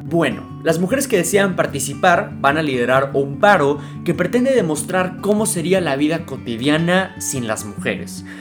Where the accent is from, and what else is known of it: Mexico